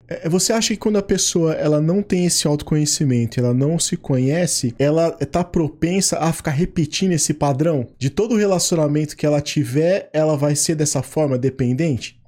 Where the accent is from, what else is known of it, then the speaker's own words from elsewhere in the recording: São Paulo, Brazil; also born or lived in São Mateus, Espírito Santo; literalmente eu só nasci aí, porque aí eu vim pra cá, pra São Paulo, tinha dois anos